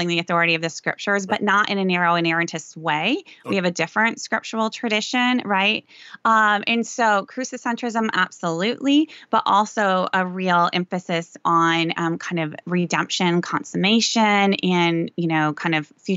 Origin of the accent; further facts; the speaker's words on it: Sioux Center, Iowa, United States; I grew up in a very ethnic subculture in Northwest Iowa, Dutch Reformed